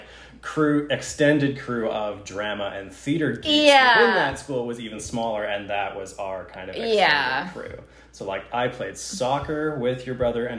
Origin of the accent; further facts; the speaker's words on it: Winlaw, British Columbia, Canada; moved away as an adult; also born or lived in Halifax / Ottawa; now in Victoria, Canada; I grew up in Winlaw.